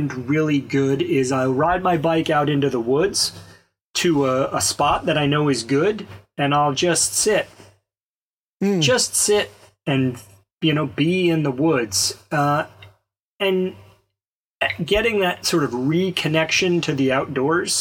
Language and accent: English; Alabama, United States; I grew up in Alabama